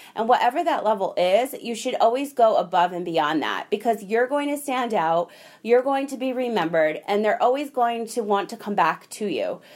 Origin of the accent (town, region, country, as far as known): United States